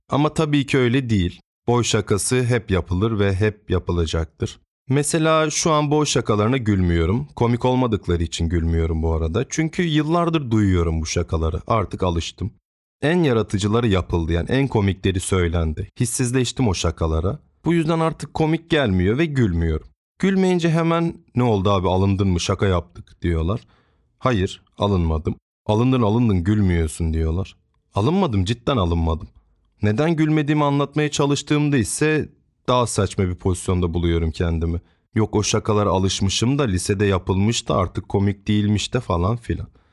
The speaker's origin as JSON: {"language": "Turkish", "region": "Trabzon", "country": "Turkey", "tie": "born or raised there", "said": "7-8 yaşlarındayım. Yaza doğru tüm gurbetçilerin de gelmesiyle memleketlerine, Trabzon'a gelen halamlar"}